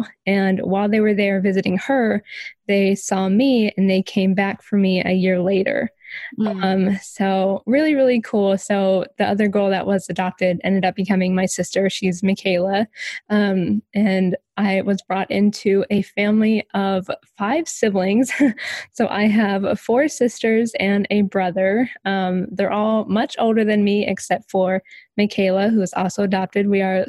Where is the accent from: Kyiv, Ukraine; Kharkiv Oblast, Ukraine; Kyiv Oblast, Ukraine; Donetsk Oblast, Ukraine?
Donetsk Oblast, Ukraine; Mariupol; born there; So as you said, I was born in Ukraine. I was born in this super small town called Mariupol.